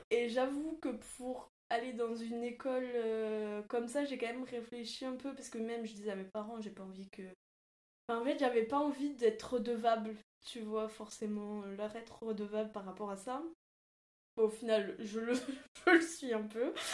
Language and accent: French; Toulouse, Occitania, France; moved away as an adult; now in Paris, France; je viens de Toulouse et euh, j'aimais pas trop ma vie là-bas.